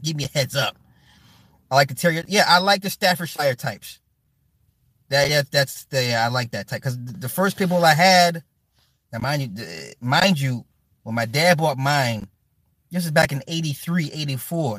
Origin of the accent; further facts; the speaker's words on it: Midwest, United States; I'm from the Midwest